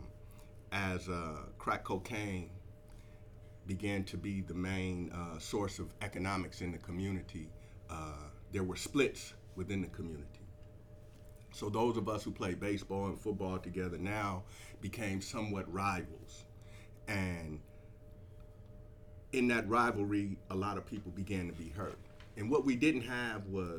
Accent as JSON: {"language": "English", "town": "East Palo Alto", "region": "California", "country": "United States", "tie": "born or raised there", "said": "I'm from East Palo Alto, so in 1992, East Palo Alto was unfortunately the murder capital of the United States."}